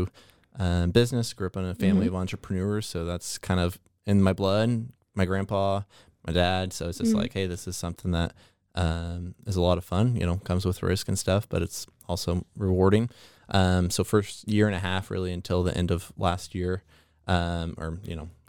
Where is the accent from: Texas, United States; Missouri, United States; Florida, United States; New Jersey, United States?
Texas, United States; Waco; Was born and raised in Waco